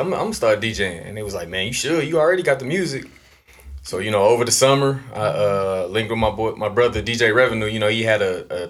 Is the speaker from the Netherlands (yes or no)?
no; Columbus, Ohio, United States; Yeah, Columbus, yep.